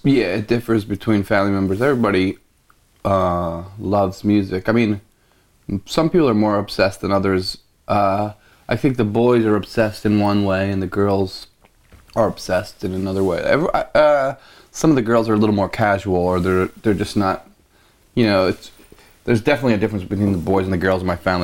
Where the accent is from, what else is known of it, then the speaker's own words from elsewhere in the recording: Philadelphia, Pennsylvania, United States; grew up in the suburbs, just outside of Philly, not like far suburbs